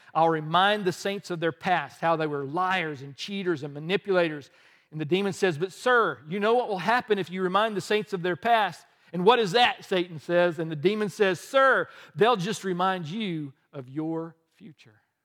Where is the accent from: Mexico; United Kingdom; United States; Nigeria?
United States; the South; also born or lived in the North (birthplace); But I grew up in the South